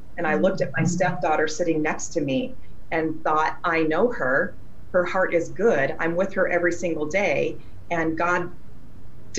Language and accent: English; Wyoming, United States; also born or lived in Eureka, Missouri / southern Missouri; now in Missouri, United States; I grew up in Wyoming on a ranch setting at the base of a mountain